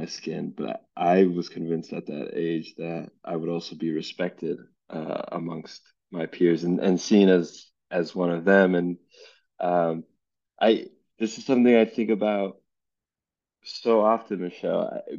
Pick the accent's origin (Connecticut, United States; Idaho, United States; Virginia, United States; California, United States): California, United States; Los Angeles; growing up in Los Angeles